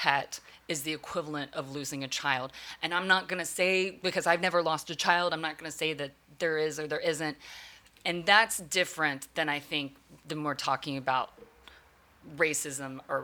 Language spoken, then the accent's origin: English; the South, United States; growing up in the South, where the racism really is based on the color of your skin